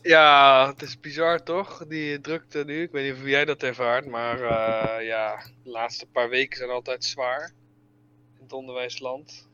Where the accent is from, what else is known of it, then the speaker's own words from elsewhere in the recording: Netherlands; wij als Nederlanders